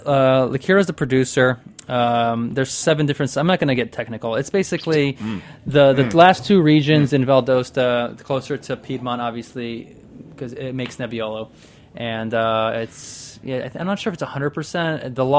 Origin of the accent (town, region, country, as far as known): Loire Valley, France